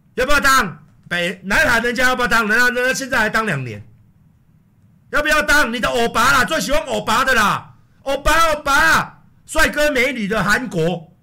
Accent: Taiwan; 身为一个台湾人， 土生土长，在台湾四十四年

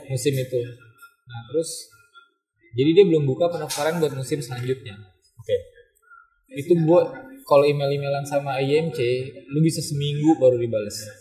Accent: Indonesia; gue datang dari Indonesia

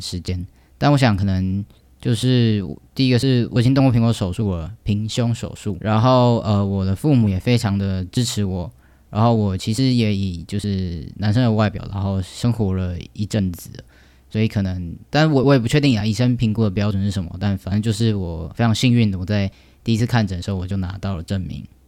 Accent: Taoyuan, Taiwan; 来自我家乡，有最棒的桃园

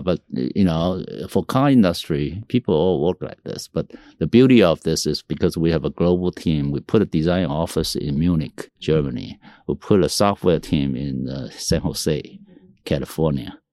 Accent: Taiwan; also born or lived in Tainan, Taiwan; I, uh, was born in Taiwan. I was raised with, uh, Mandarin, Taiwanese, uh, Japanese, uh, you know, English environment.

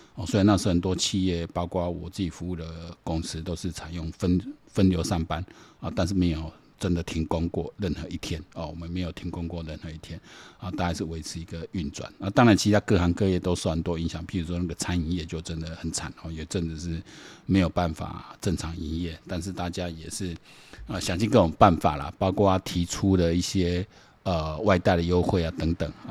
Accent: Taiwan; 我们台湾人呢，我这一辈人呢，何其有幸

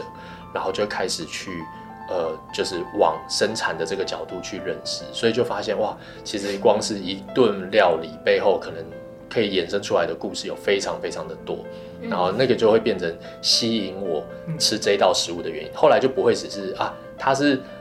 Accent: Taipei, Taiwan; also born or lived in Hamaxing, Kaohsiung / Hsinchu / Hualien; 因为以前我只认识台北嘛，我在台北长大，那所以我我然后我在花莲念书，

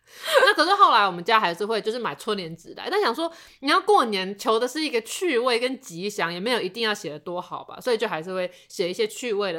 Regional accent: Taipei, Taiwan; 我身为台北人，而且我的两边的亲戚都在台北，所以其实我从以前就没有特别感受到什么年味

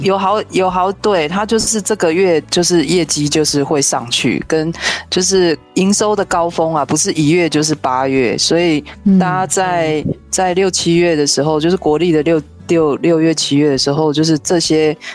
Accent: Yunlin County, Taiwan; 人家我们园林人就是七月半也有类似的活动

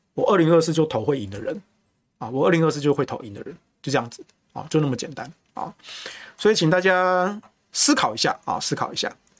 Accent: Taichung, Taiwan; now in Taipei, Taiwan; 我不是新北人啊，我是台中人，但我住台北

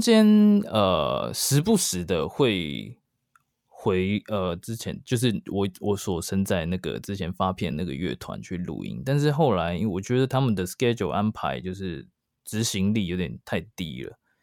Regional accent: Taiwan; moved away as an adult; now in New York, United States; 在台湾，我是高中毕业过差不多两年才移民去美国，所以，呃，我，我算是在台湾长大的，然后现在是新移民

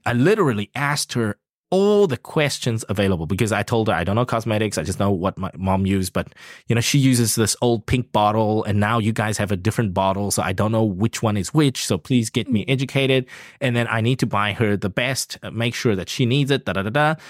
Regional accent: South Africa; now in Taiwan; I come from South Africa, a developing country.

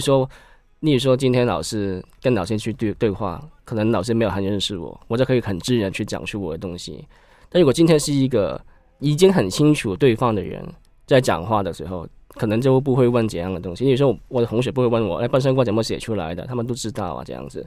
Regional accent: Hong Kong; accent: Hong Kong; Chinese is a second language; moved away as an adult; now in Taiwan; 因为感觉可能我们是香港人

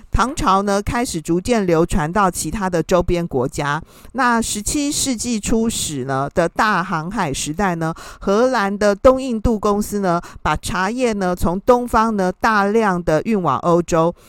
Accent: Taiwan; 我们台湾人

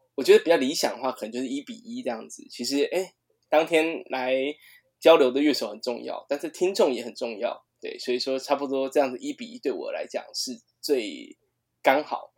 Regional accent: Taiwan; 我们台湾人

